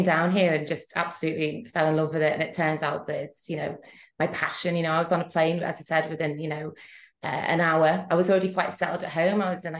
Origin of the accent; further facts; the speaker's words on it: Liverpool, North West England, United Kingdom; moved away as an adult; now in Antibes, France; I'm originally from Liverpool, but now I live in Antibes, France